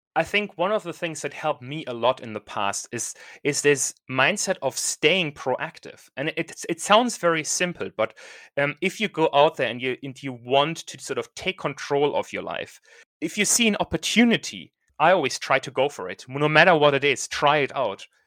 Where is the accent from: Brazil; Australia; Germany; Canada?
Germany; now in United Kingdom; I'm from Germany, and I'm sort of thinking, okay, do I want to go back to Germany at some point?